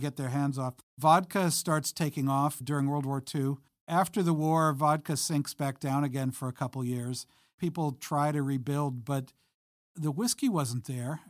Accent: Long Island, New York, United States; I grew up on Long Island in the, in the seventies

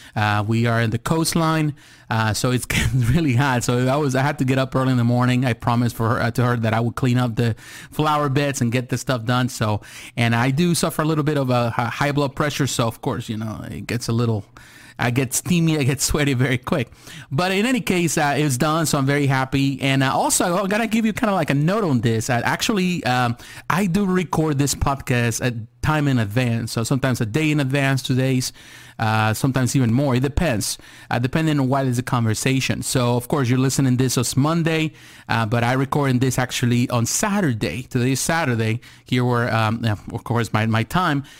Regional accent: United States

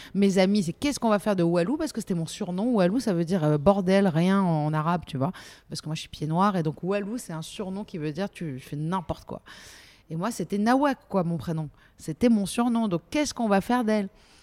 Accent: Nice, Provence-Alpes-Côte d'Azur, France; moved away as an adult; also born or lived in Paris; j'ai quitté Nice et je suis montée à Paris. Je dis montée parce qu'on est, on est niçois ou on l'est pas

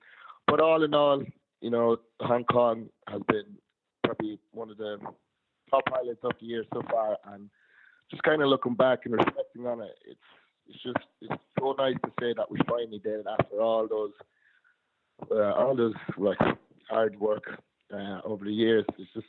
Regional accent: Tullamore, Offaly, Ireland; my hometown, Tullamore

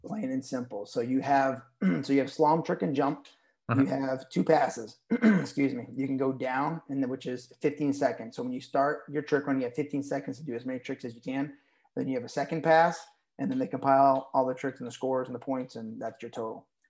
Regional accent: Berlin, New Hampshire, United States; also born or lived in Nashua, New Hampshire; my parents moved north to Berlin, New Hampshire, which is like 60 miles south of the Canadian border.

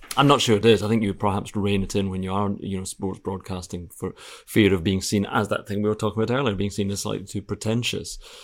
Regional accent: Scotland, United Kingdom; I'm Scottish

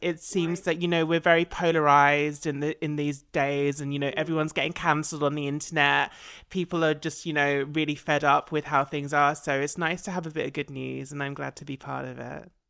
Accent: Essex, East of England, United Kingdom; I'm an Essex girl

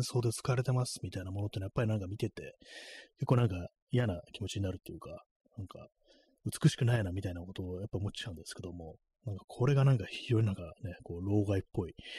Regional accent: Tokyo, Japan; 東京にね、生まれ育った人間としてはね

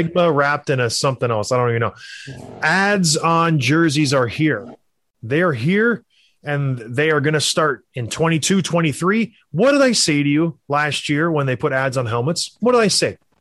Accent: across the river from Buffalo, Ontario, Canada; I'm from the Buffalo area. I grew up right across the river. We would go to Buffalo all the time as kids

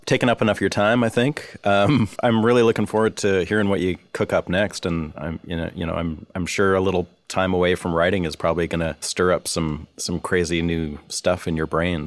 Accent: Vancouver, British Columbia, Canada; I'm from Vancouver

